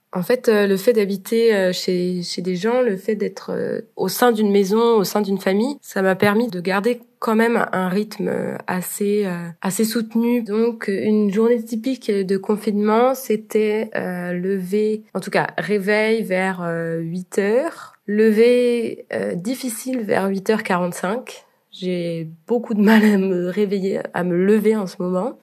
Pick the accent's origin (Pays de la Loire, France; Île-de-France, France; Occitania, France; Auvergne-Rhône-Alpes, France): Pays de la Loire, France; Nantes; moved away as an adult; also born or lived in Rennes, France; now in Austria; Comparé à Nantes, ma ville natale, et à Rennes, ma ville d'études